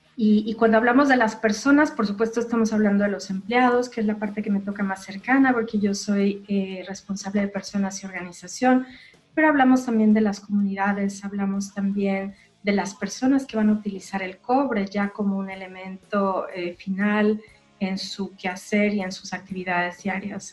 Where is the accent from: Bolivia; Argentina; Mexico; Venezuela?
Mexico; yo soy mexicana